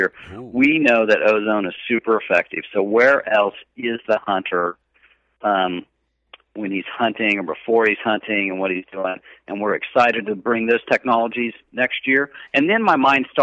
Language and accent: English; Kansas, United States; I grew up in Kansas